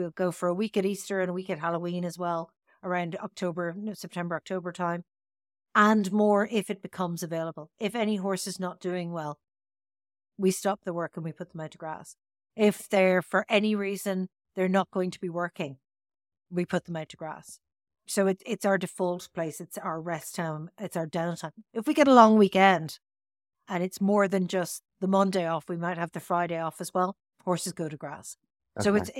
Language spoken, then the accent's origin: English; Tipperary, Munster, Ireland; now in Dublin, Ireland; when I moved into Dublin from Tipperary